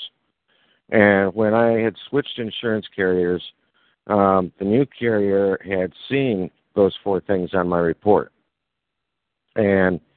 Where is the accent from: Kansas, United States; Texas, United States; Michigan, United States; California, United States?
Michigan, United States; where I was born on Michigan